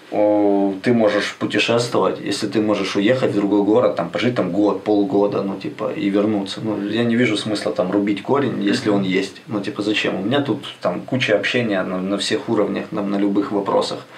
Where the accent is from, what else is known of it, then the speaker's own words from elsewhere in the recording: Ukraine; сказали, что мы с Украины приехали.